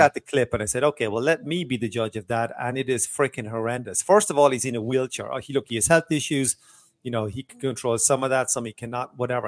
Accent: Waterford, Munster, Ireland; in a small club in my hometown of Waterford, Ireland

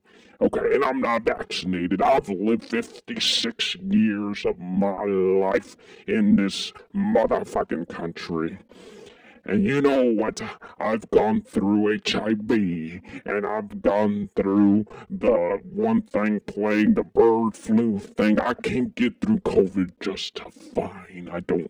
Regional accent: South Dakota, United States; I'm from South Dakota.

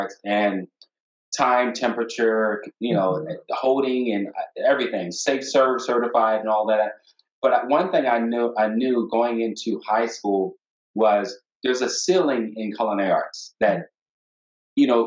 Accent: Wilmington, Delaware, United States; moved away as an adult; also born or lived in Providence, Rhode Island / Atlanta, Georgia; I'm born and raised in Wilmington, Delaware

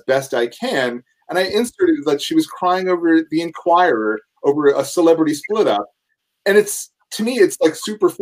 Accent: New Jersey, United States; also born or lived in Manhattan, New York / Austin, Texas; now in Los Angeles, United States; I was born in Manhattan, and then I grew up in New Jersey

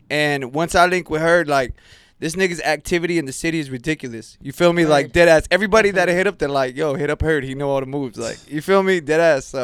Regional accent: California, United States; Born and raised in Cali.

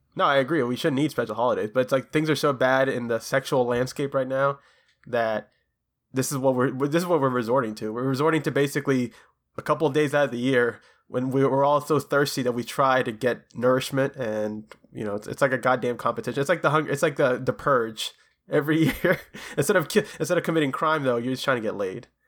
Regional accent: Florida, United States; here in Florida, my home, my home state

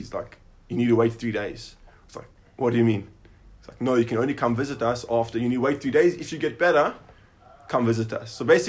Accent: South Africa; now in Israel

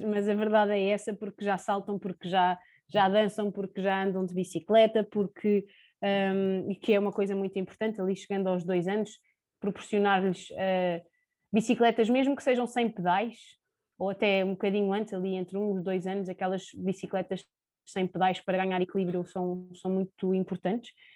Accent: Sintra, Lisbon, Portugal; tenho 29 anos, sou de Sintra

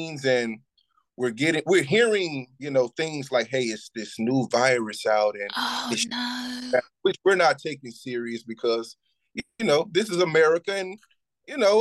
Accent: Shreveport, Louisiana, United States; moved away; also born or lived in Dallas, Texas; My upbringing as a youth, seeing what I seen growing up in Shreveport, Louisiana, even moving to Dallas, Texas

